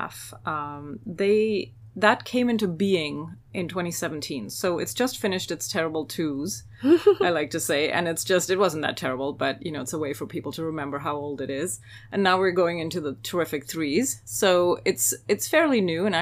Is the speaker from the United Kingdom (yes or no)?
no; India; moved away as an adult; now in United States; So I grew up in India, actually, and lived there for the first 20 years of my life. And then I came to the United States